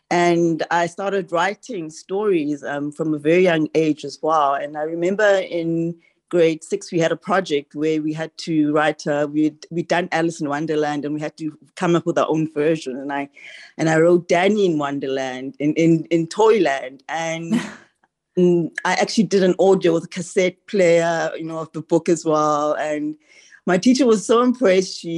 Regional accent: Ghana; now in Grahamstown, South Africa; So I'm originally from Ghana and we moved to, to Grahamstown, Eastern Cape, 30 odd years ago.

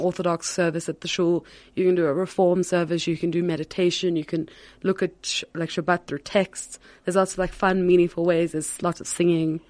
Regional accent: Cape Town, Western Cape, South Africa; I'm originally from Cape Town. I w, grew up at Herzliya

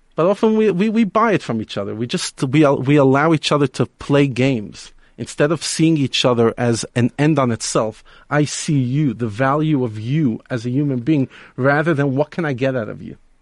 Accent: New York City, New York, United States; now in Johannesburg, South Africa; I grew up in Brooklyn, New York

